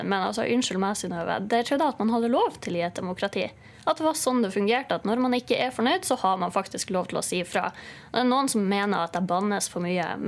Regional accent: Northern Norway, Norway; Vi har vært nødt til å finne oss i mye i Nord-Norge. Og vi står den jo av, sånn som vi sier.

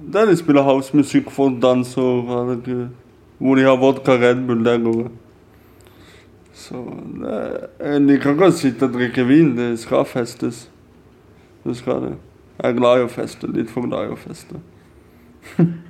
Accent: Kristiansand, Agder, Norway; Vi er fra Kristiansand

